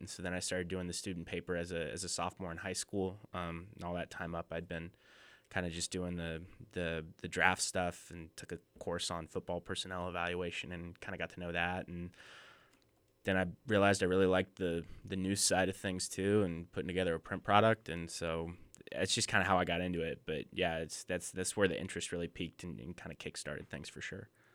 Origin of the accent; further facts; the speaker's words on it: outside Lawrence, Kansas, United States; moved away; I grew up twenty minutes outside of Lawrence, Kansas